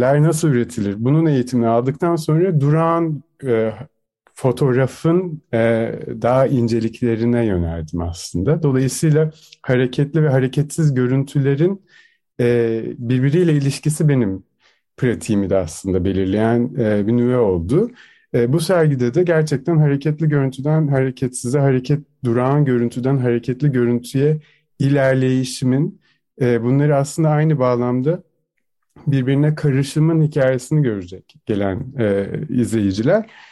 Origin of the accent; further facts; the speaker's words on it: Turkey; moved away as an adult; now in Vienna, Austria; doğduğum, büyüdüğüm yere aslında e, misafir sanatçı olarak geri dönmüştüm